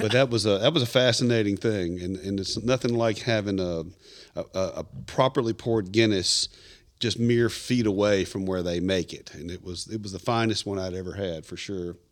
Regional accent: Tennessee, United States; I'm from Tennessee, about fourth or fifth generation Tennessee.

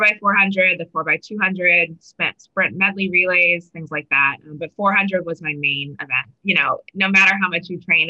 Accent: Waltham, Massachusetts, United States; in Waltham, where I grew up in Massachusetts

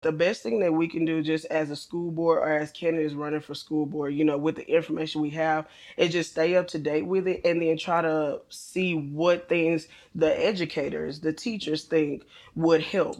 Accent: Bryan, Texas, United States; I grew up here in Bryan Ice D. Went through, um, elementary all the way through high school

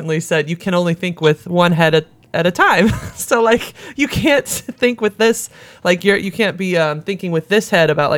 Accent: St. Louis, Missouri, United States; I'm from St. Louis

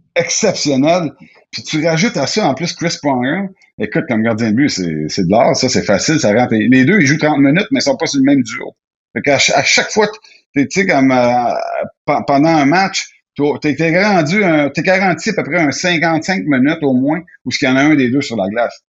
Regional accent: Quebec, Canada; je viens du Québec, j'adore le Québec

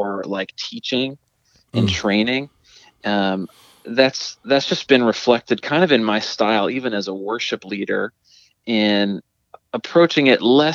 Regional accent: Pittsburgh, Pennsylvania, United States; I'm from the Pittsburgh, PA area, born and raised there

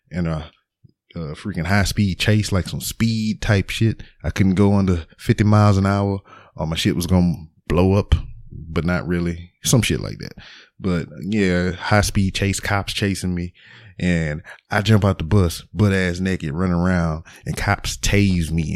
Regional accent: Lake Charles, Louisiana, United States; now in Houston, United States; I'm from Lake Charles, Louisiana, but I currently stay in Houston, Texas

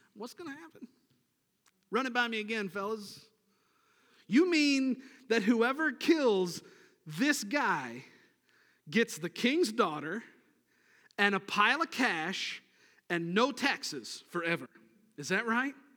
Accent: Niagara Falls, New York, United States; I grew up in Niagara Falls, New York, and, uh, grew up on the Niagara River

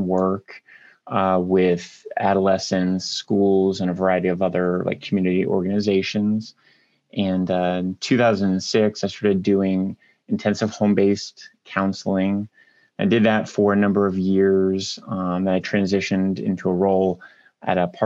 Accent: Marion, Ohio, United States; I grew up in Marion, Ohio, which is a smaller town in north central Ohio

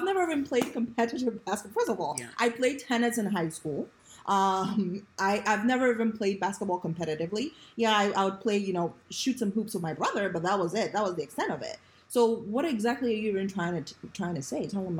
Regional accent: Ghana; now in United States; I grew up, my formative years was spent in Ghana. And I moved here and, you know, moved to Howard County

